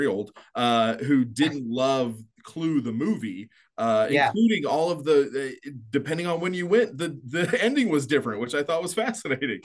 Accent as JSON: {"language": "English", "town": "Edmond", "region": "Oklahoma", "country": "United States", "tie": "born or raised there", "said": "I grew up in Edmond"}